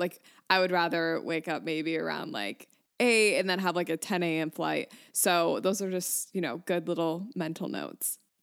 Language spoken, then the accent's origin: English; Michigan, United States; moved away; also born or lived in New York; I'm from Michigan, but I lived in New York for like five years